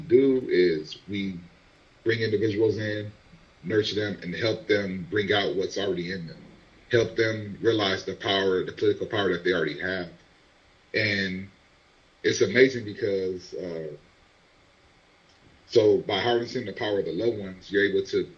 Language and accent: English; Compton, California, United States; as a child growing up in Compton, California